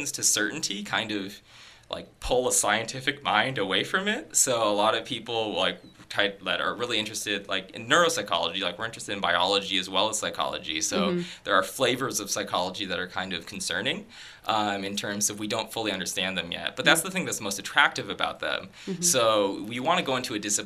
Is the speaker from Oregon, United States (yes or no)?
yes; Tigard, Oregon, United States; moved away as an adult; now in Canada; my high school in Tigard, Oregon